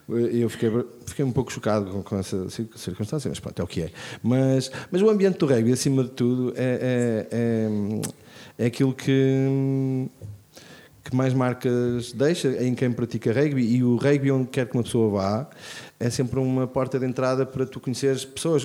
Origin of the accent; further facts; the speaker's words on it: Braga, Norte, Portugal; sou de Braga